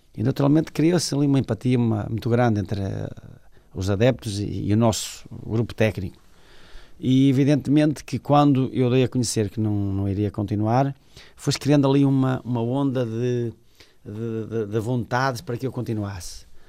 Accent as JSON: {"language": "Portuguese", "country": "Portugal", "tie": "born or raised there", "said": "é o clube onde eu nasci, onde eu aprendi a gostar de futebol, onde, digamos, está a minha família"}